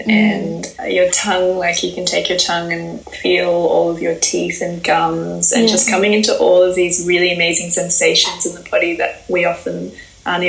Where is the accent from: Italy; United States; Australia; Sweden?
Australia; Perth, Western Australia; moved away; I ended back in my hometown Perth very suddenly.